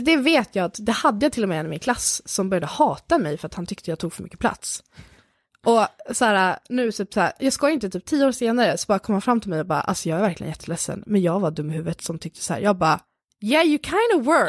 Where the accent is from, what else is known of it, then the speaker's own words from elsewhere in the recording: Lidingö, Stockholm County, Sweden; jag växte upp på Lidingö